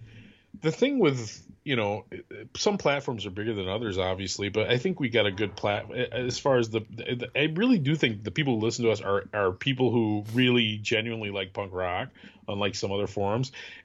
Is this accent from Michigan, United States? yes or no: no; Wisconsin, United States; So this is a song about growing up in Wisconsin.